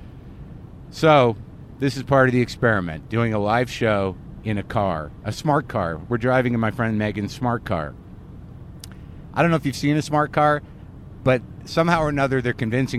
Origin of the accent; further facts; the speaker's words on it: Albuquerque, New Mexico, United States; moved away; I grew up in Albuquerque, New Mexico.